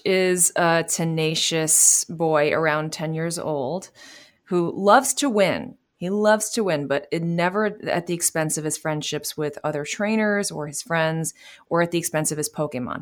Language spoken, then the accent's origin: English; New York City, New York, United States; I am from, uh, New York City, born and raised